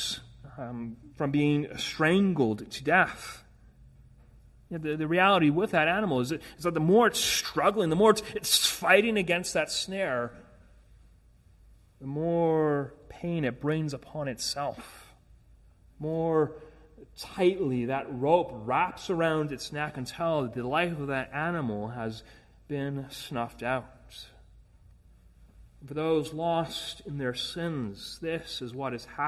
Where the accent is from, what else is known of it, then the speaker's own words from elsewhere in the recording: Edmonton, Alberta, Canada; moved away; back in my hometown in Edmonton